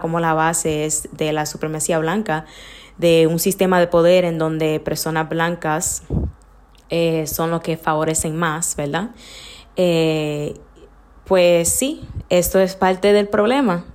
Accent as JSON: {"language": "Spanish", "region": "New York", "country": "United States", "tie": "born or raised there", "said": "En Nueva York, nací en Nueva York también, pero me crié sumamente dominicana"}